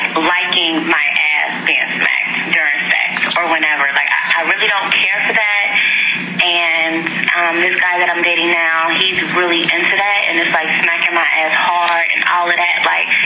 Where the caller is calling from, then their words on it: Cincinnati, Ohio, United States; and I'm 24, and I'm calling from Cincinnati, Ohio.